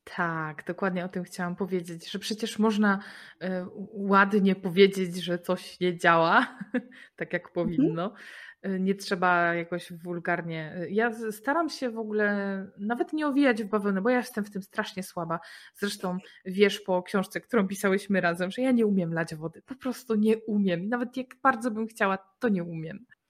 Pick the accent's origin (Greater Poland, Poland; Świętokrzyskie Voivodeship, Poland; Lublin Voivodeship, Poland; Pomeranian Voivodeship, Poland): Greater Poland, Poland; Poznań; jesteśmy z Poznania